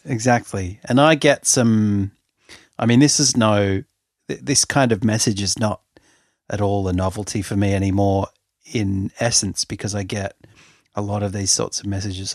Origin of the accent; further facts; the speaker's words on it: Sydney, New South Wales, Australia; I'm from Sydney, and I'm thirty-eight